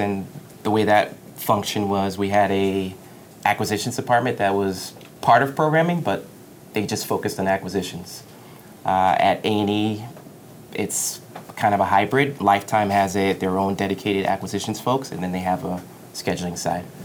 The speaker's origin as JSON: {"language": "English", "town": "Roosevelt", "region": "New York", "country": "United States", "tie": "born or raised there", "said": "I grew up in Long Island in a town called Roosevelt, which is in Nassau County."}